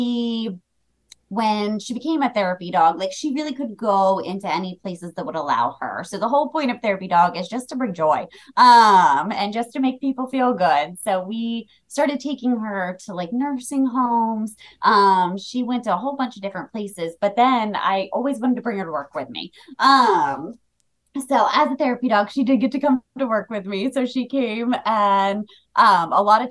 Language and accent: English; New Jersey, United States; moved away as an adult; also born or lived in Delaware; I'm originally from South Jersey